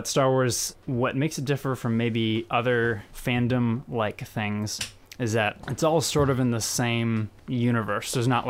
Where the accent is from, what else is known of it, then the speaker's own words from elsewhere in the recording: Indiana, United States; moved away as an adult; now in California, United States; I'm from Indiana. I grew up there.